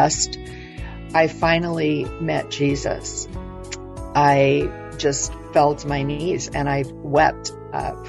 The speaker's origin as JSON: {"language": "English", "town": "Los Angeles", "region": "California", "country": "United States", "tie": "born or raised there", "said": "I was born in Los Angeles"}